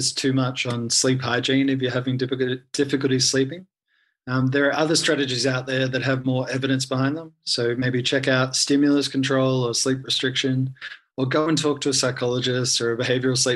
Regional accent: Australia; moved away as an adult; now in Vanuatu; I'm Australian volunteer, so funded by the Australian government

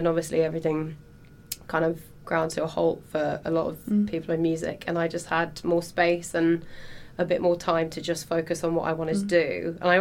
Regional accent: Hereford, West Midlands, United Kingdom; moved away as an adult; now in London, United Kingdom; I'm from Hereford originally. So just on the Welsh border.

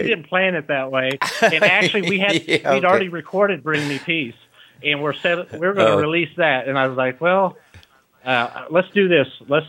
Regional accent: Detroit, Michigan, United States; also born or lived in Kentucky; now in Pueblo, United States; Actually, I sound like a hillbilly, and I'm originally from Detroit. I've lived a lot of different places, and I lived down in Kentucky for quite a while.

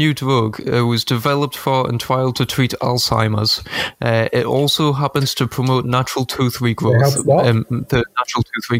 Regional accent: United Kingdom; Because what we do best, we're British, we take over places and colonise them.

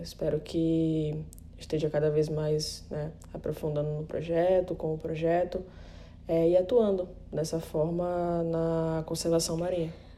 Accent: Recife, Pernambuco, Brazil; now in Fernando de Noronha, Brazil; nasci em Recife, mas moro em Fernandes de Noronha

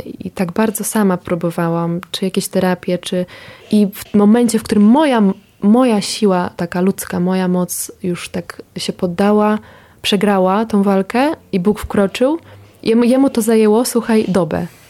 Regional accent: Ukraine; now in Poland; ja też pochodzę z Ukrainy

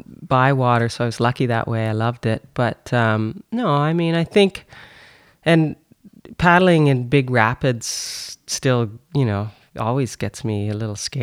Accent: North Bay, Ontario, Canada; I grew up in North Bay

